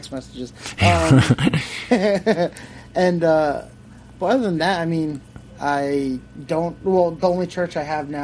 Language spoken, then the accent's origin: English; Long Island, New York, United States; I'm from Long Island